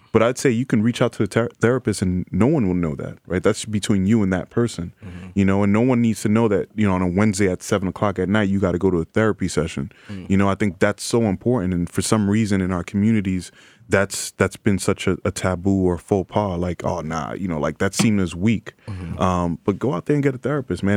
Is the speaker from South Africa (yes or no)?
no; New York City, New York, United States; native New Yorker from the Bronx, um, in the Bronx now, and uh, you know, grew up oldest of five kids.